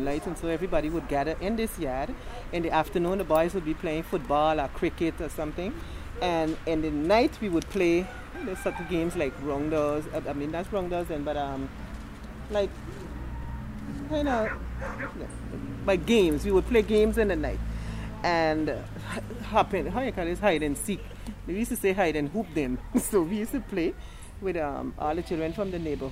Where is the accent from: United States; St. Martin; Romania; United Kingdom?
St. Martin; I grew up right here in French Quarter